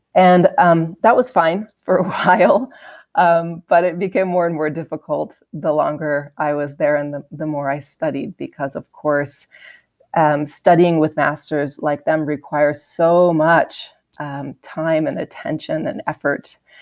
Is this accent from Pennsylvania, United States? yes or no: yes; outside Harrisburg, Pennsylvania, United States; I actually grew up in, like, a small place outside of Harrisburg, Pennsylvania